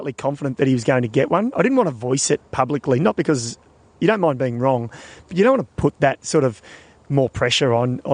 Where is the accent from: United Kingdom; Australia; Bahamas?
Australia; being an Australian